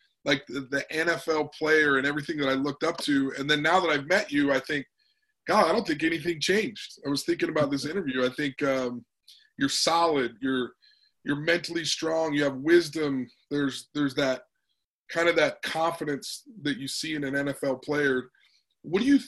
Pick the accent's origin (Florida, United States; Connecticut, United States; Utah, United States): Utah, United States; I'm from Utah.